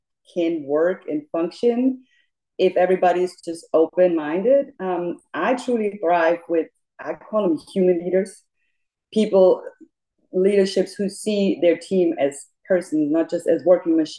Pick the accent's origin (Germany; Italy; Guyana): Germany; Munich, Bavaria; English is a second language; moved away as an adult; now in Memphis, United States; I was born and raised in Munich, Germany, and moved to the U.S. about 15 years ago